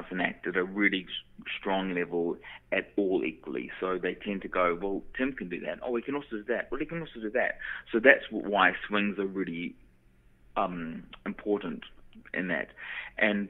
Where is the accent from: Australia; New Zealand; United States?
New Zealand; moved away; because I was from New Zealand and I had to leave little old New Zealand and move overseas to train because the training wasn't available in New Zealand